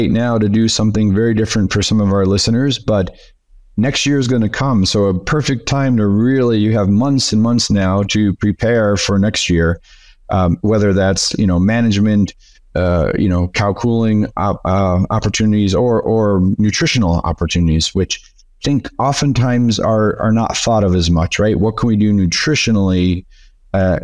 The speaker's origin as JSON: {"language": "English", "region": "Northern New York", "country": "United States", "moved": "yes", "lives_now": "Torreon, Mexico", "said": "originally I'm from Northern New York"}